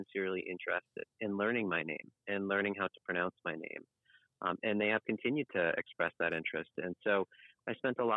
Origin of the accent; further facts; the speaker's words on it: Providence, Rhode Island, United States; Yes I was born right in Rhode Island not in Newport but in the city just north in our capital city Providence